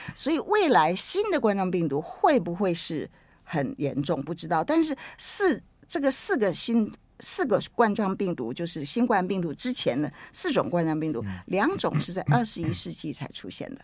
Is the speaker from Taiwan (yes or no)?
yes; Taiwan; 我台湾人很会取名字